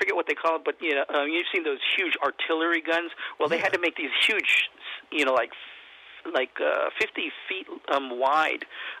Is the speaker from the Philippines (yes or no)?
yes; Philippines; even though I'm Filipino, you know, when I was a kid, I tried to, you know, shoot the hoops